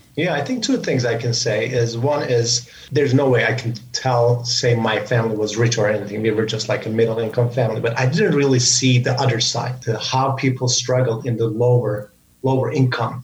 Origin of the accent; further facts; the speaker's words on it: Samsun, Turkey; moved away as an adult; also born or lived in United States; my hometown in Turkey, Samsun, which is on the northern part of Turkey.